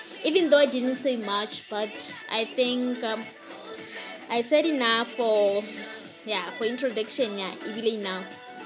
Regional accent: Limpopo, South Africa; Ke ngwanyana wa Mopedi. Yes, ke Mopedi ke tswa ka Kwa Limpopo. Ramatala, yes, that's my hometown

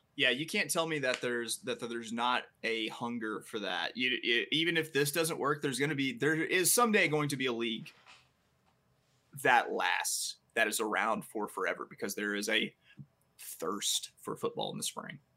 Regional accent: Little Rock, Arkansas, United States; I'm from Little Rock, Arkansas

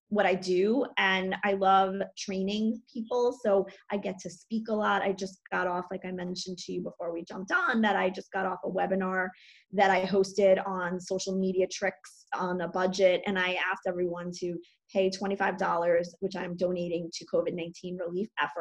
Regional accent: New York City, New York, United States; I live in New York City, which is a really weird place to be right now. I was born in New York, and I love living here.

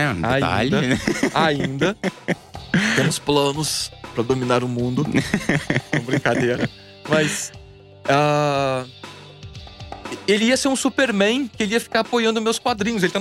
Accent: Tremembé, São Paulo, Brazil; Eu sou de Tremembé, cidadezinha dos presídios.

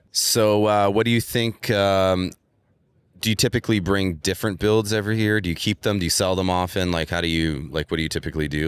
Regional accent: Montreal, Quebec, Canada; moved away; I'm actually from Montreal in Canada where it's winter a lot

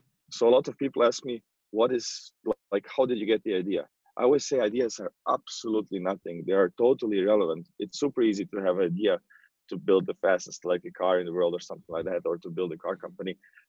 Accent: Croatia; I was, I mean, I'm from Croatia and he was born in Croatia.

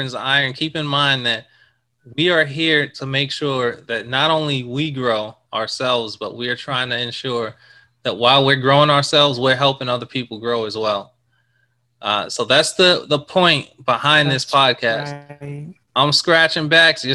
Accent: New York City, New York, United States; I was born in Brooklyn

